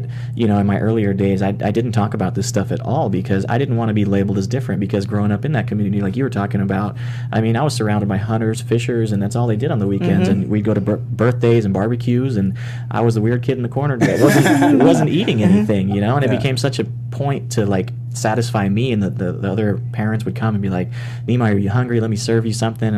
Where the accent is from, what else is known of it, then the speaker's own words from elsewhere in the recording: South Mississippi, United States; I was actually born and raised in South Mississippi within a Hindu community.